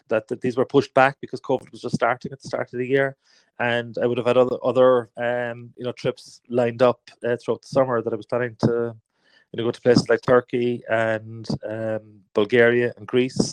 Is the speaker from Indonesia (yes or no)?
no; Cork, Munster, Ireland; I'm a photographer from Cork